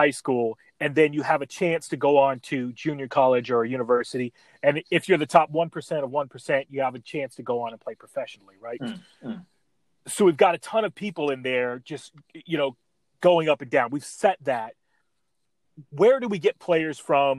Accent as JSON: {"language": "English", "region": "Midwest", "country": "United States", "tie": "born or raised there", "said": "growing up in the Midwest"}